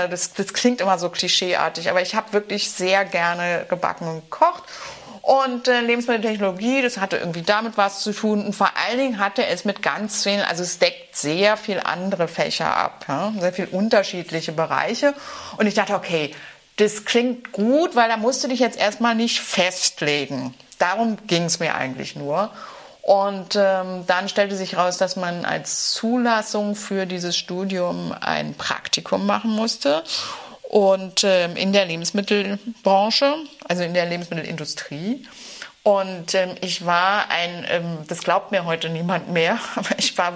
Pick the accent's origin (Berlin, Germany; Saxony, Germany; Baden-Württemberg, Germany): Berlin, Germany; Ja, ja, ich bin Berlinerin und ähm, habe ähm, vor vielen, vielen Jahren in einem früheren Leben am, Französ am, französischen Gymnasium ein Abitur hingelegt